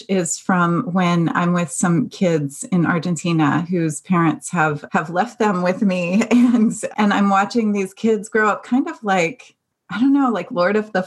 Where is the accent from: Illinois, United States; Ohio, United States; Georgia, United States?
Ohio, United States; Dayton; moved away as an adult; also born or lived in Cincinnati, Ohio; now in California, United States; me growing up in Dayton, Ohio